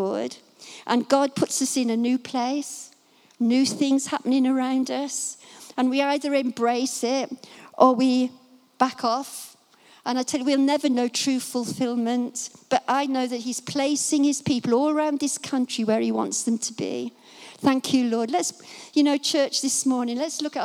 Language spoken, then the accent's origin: English; Dunstable, East of England, United Kingdom; my hometown this morning, comes to Dunstable